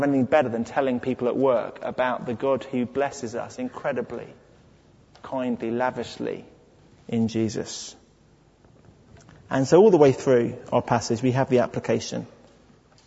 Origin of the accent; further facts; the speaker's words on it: United Kingdom; I'm British